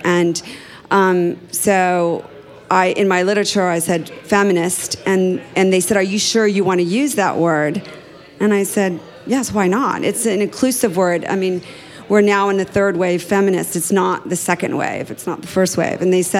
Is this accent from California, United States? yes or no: no; Texas, United States; I grew up in Texas